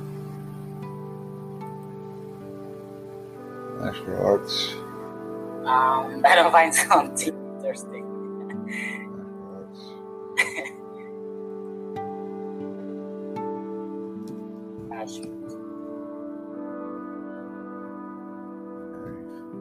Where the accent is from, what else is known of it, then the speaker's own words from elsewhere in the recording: United States; I'm from the United States